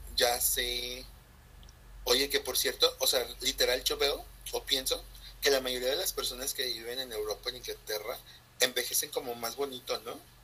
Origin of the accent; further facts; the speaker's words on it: Mexico; nosotros como mexicanos